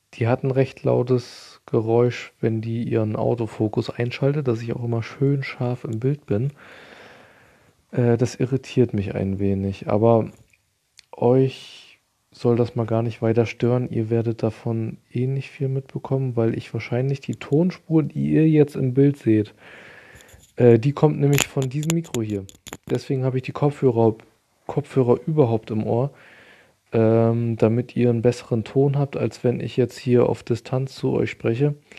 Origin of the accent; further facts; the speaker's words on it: Germany; bei uns in Deutschland